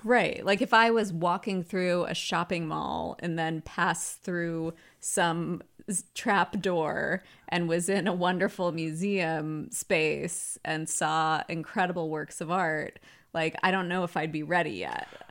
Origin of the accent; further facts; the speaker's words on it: the South, United States; I grew up in the South